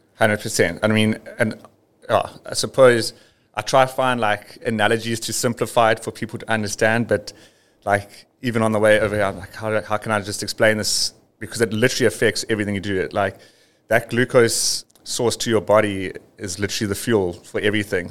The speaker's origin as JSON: {"language": "English", "country": "South Africa", "tie": "born or raised there", "said": "living and growing up near the Drakensberg"}